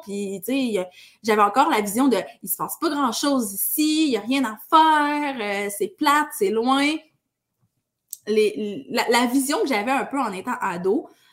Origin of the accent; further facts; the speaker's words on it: Val-d'Or, Quebec, Canada; now in Rouyn-Noranda, Canada; j'ai grandi à Val d'Or